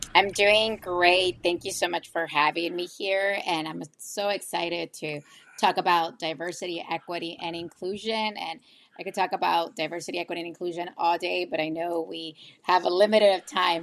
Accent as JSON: {"language": "English", "town": "McAllen", "region": "Texas", "country": "United States", "tie": "born or raised there", "said": "I'm originally and always been a RGV Valley native. I'm from McAllen. I've been living in McAllen my whole life"}